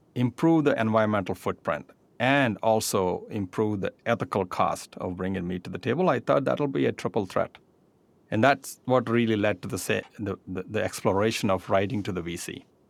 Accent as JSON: {"language": "English", "country": "India", "tie": "born or raised there", "moved": "yes", "said": "I grew up in India"}